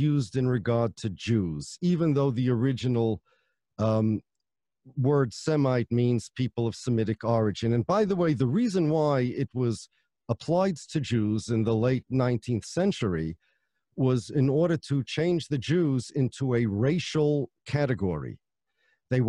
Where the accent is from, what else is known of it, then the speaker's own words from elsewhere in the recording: United States; I'm an American, my family's from Poland